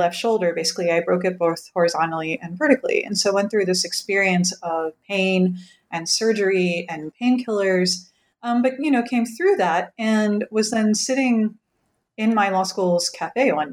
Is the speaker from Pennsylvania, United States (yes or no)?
yes; rural Pennsylvania, United States; moved away; my hometown in rural Pennsylvania